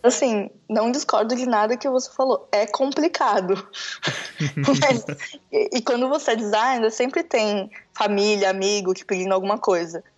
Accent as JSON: {"language": "Portuguese", "region": "São Paulo", "country": "Brazil", "said": "Eu sou de São Paulo"}